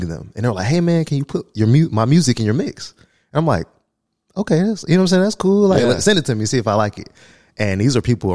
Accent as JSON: {"language": "English", "town": "Jacksonville", "region": "Florida", "country": "United States", "also_born_or_lived": "Colorado Springs", "said": "I'm from Jacksonville"}